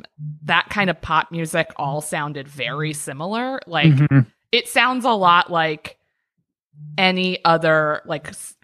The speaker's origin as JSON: {"language": "English", "region": "Maryland", "country": "United States", "tie": "born or raised there", "said": "Up in Maryland."}